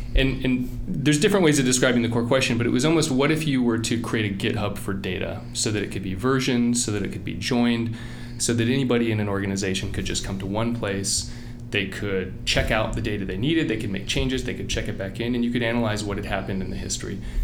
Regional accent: Virginia, United States; moved away; Virginia in the kind of a combination of Richmond and Appalachia

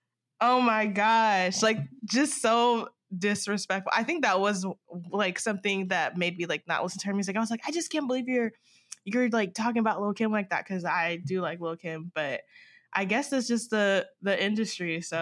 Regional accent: the South, United States; I'm from the South, so I'm just like, I just want to root for her so bad

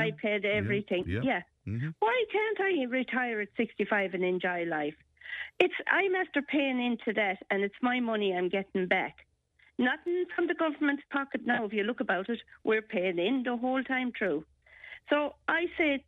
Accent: Ireland; we are here as Irish people working up to the age of 80

